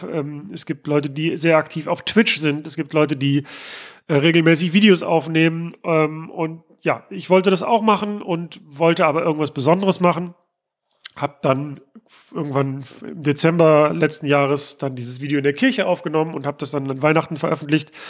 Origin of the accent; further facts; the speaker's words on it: North Rhine-Westphalia, Germany; dass es denn auch in meiner Heimatstadt am Flughafen Essen-Mülheim tatsächlich auch ein Luftschiff gibt.